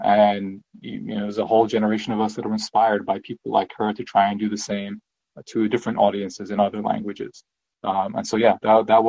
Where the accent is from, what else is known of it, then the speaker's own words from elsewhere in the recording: Palestine; I am a Palestinian as well. I was born in Palestine. I spent years of my life there, family still there.